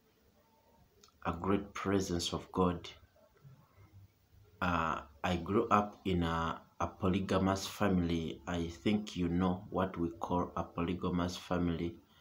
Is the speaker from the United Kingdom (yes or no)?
no; Uganda; from Uganda